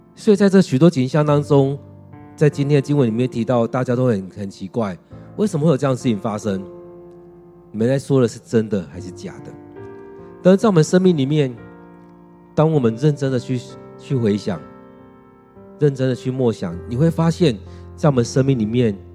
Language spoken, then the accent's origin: Chinese; Taiwan; 如果用我们台湾来看，他们会觉得台湾人就讲华语啊，就讲台语啊，讲客家话啊。